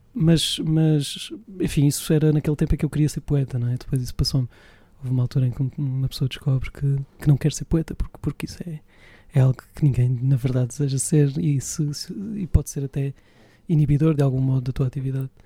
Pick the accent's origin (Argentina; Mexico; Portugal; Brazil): Portugal; Évora, Alentejo; em Évora, de onde sou natural